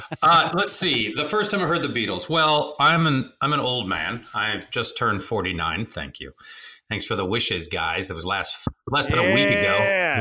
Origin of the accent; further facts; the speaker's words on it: Rome, Lazio, Italy; born there; And so I was born in Rome.